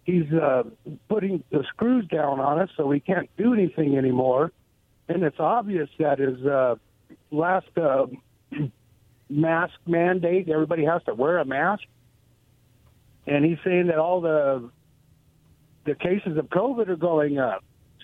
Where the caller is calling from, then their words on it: Goldendale, Washington, United States; Hey, guys. … from Goldendale.